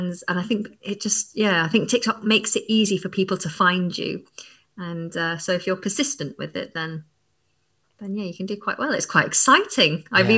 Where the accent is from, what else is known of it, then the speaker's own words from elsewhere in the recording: England, United Kingdom; accent: northern English; now in London, United Kingdom; I just found that naturally my northern accent started to fade. And then I moved down to London and my partner is from the south, so he has more of a southern accent. And yeah, when I'm tired or around other northerners, then my accent kind of comes back.